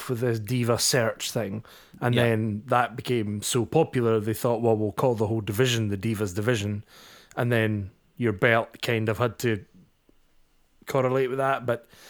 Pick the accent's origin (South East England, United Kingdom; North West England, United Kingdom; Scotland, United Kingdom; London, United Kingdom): Scotland, United Kingdom; I am also a Scottish nationalist, so I just don't like that belt.